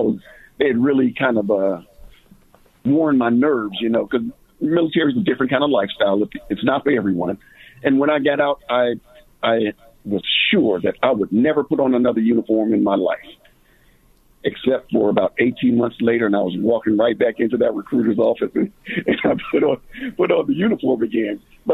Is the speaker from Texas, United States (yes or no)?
no; Mississippi, United States; moved away as an adult; also born or lived in Gary, Indiana / East Chicago, Indiana; East Chicago, Indiana, a little small town. You know, I was raised in Gary, Indiana, till about 10 or so. And then my parents, both my mom and dad, are both from the South. They wanted to come back South. So they packed up the family and we moved to Mississippi.